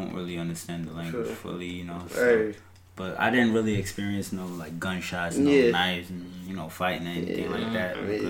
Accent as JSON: {"language": "English", "country": "United States", "tie": "born or raised there", "said": "I was born in America"}